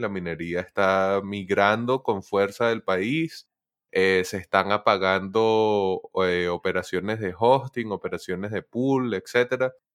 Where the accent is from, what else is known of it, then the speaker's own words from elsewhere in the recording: Venezuela; soy venezolano